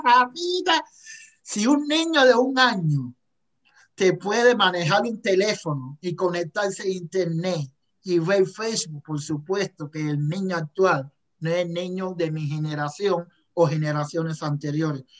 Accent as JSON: {"language": "Spanish", "country": "Cuba", "moved": "as an adult", "lives_now": "Calgary, Canada", "said": "yo soy cubano"}